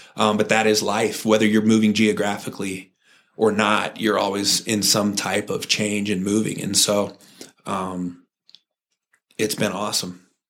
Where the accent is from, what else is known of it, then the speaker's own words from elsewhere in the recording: Santa Cruz, California, United States; I grew up in Santa Cruz, California